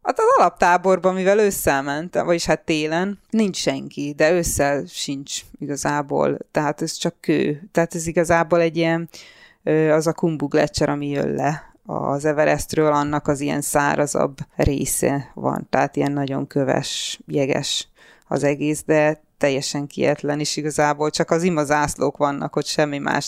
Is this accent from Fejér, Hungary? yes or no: no; Budapest, Hungary; moved away as an adult; also born or lived in England / London; Csepelen születtem